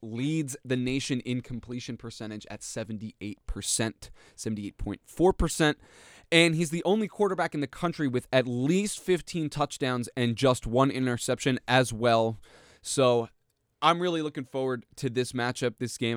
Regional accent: New Jersey, United States; I'm from New Jersey, and our high school football

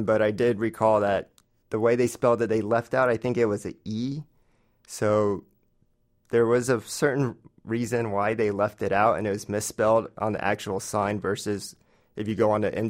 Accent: Florida, United States; moved away as an adult; also born or lived in New York City; now in New York, United States; Originally, I grew up in Florida and then moved to New York for work.

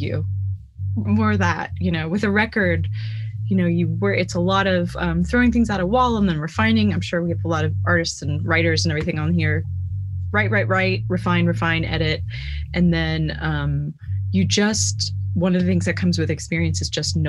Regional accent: Dallas, Texas, United States; I'm also from Dallas

